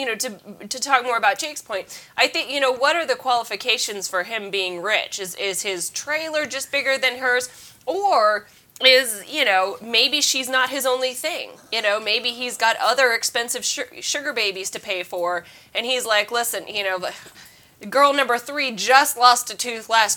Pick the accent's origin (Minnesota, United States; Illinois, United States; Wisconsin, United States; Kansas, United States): Kansas, United States; now in New York, United States; I'm from Kansas